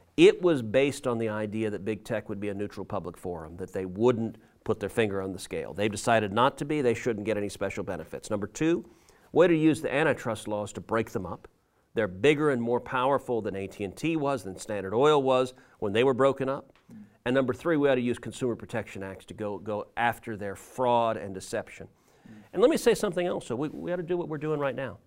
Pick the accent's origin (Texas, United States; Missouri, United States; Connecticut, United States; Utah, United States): Texas, United States; I grew up in Texas.